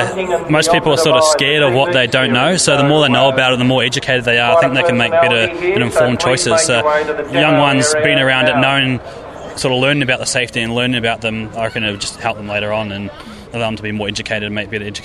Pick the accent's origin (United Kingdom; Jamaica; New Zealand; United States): New Zealand; now in Australia; I'm actually a Kiwi, I can't vote here yet